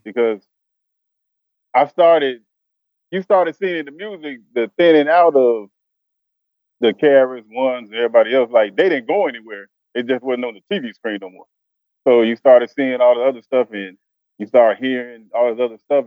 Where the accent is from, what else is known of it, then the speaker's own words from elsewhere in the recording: Chicago, Illinois, United States; moved away as an adult; now in Arkansas, United States; I'm originally from Chicago